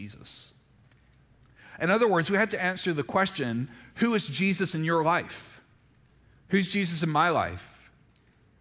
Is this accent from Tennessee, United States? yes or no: no; Mississippi, United States; moved away; also born or lived in Montgomery, Alabama; I grew up in Mississippi